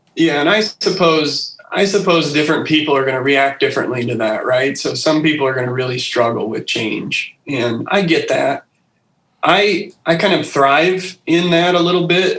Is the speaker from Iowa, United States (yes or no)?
yes; Carlisle, Iowa, United States; I'm born and raised in Iowa, originally from Carlisle.